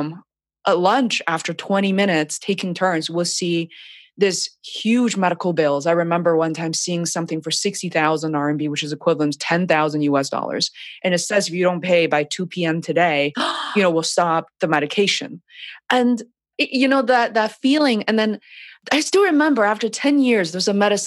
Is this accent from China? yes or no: yes; China; moved away; my background of being born and raised in China